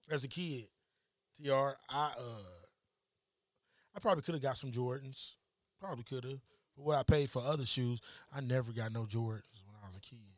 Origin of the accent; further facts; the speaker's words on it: Detroit, Michigan, United States; I'm from Detroit, that. East Side, bro.